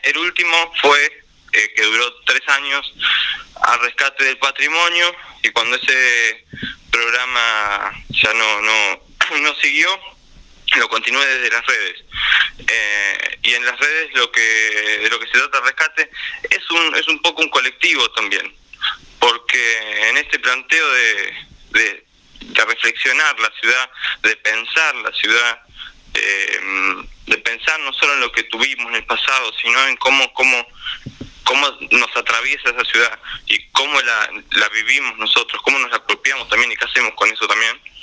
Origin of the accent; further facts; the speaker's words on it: La Plata, Buenos Aires Province, Argentina; me crié en Villalvira, mi familia vive todavía allá